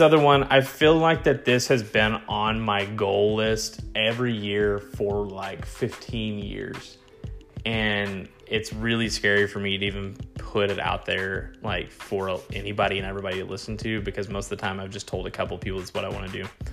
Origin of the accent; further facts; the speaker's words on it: Texas, United States; I am a Texan